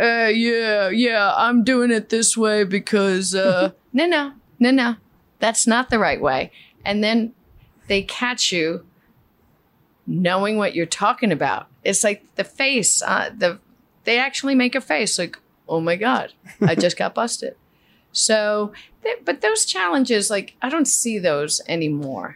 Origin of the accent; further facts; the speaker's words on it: New York City, New York, United States; first language Spanish; English is a second language; I grew up in um, in East Elmhurst, Queens